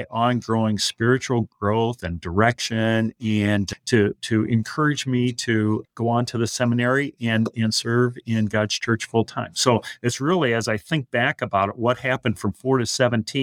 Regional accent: western Iowa, United States; also born or lived in Oregon; So I grew up in Iowa West. I was born in Oregon, Northwest District, but from 4 until I graduated from high school, Iowa West

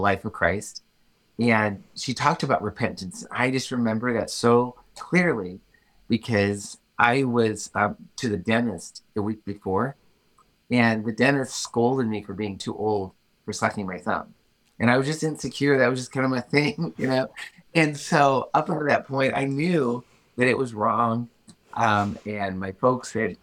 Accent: Illinois, United States; I am a Midwest-born farm kid. That's where I grew up. I grew up in Illinois on a farm

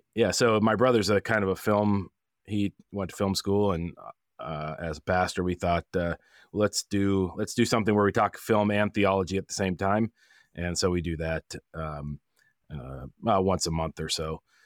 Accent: Olympia, Washington, United States; now in East Wenatchee, United States; I'm from Washington originally, from Olympia, on the other side of the mountains

